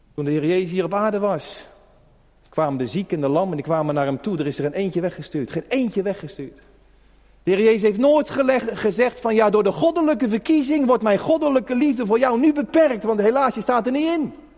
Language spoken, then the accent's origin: Dutch; Netherlands; als Hollander